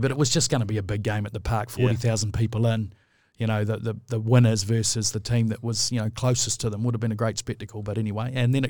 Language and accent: English; New Plymouth, Taranaki, New Zealand; born there; Look, I was born in New Plymouth. So, you know, there's a lot of cousins in Taranaki.